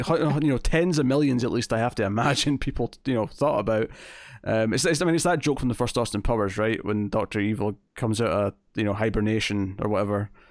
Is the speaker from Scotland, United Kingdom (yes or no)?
yes; Scotland, United Kingdom; accent: Scottish